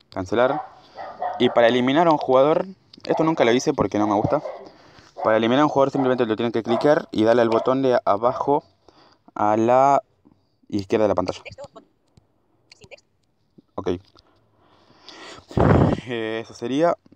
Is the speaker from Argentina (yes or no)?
yes; Argentina; born or raised there